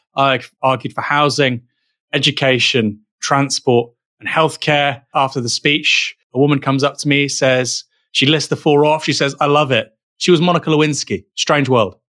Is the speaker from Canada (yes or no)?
no; United Kingdom; as a Brit